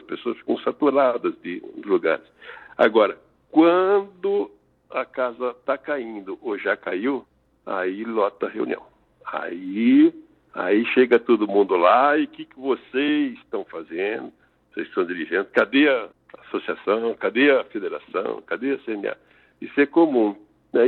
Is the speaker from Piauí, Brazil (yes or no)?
no; São Paulo, Brazil; now in Tangará da Serra, Brazil; o que de fato sou é paulista de origem, era agrônomo por formação, morador em Tangará da Serra desde 82